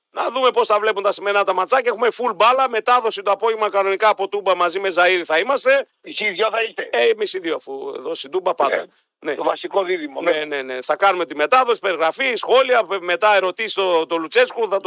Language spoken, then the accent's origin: Greek; Athens, Attica, Greece; είμαι αδερφέ, από Αθήνα.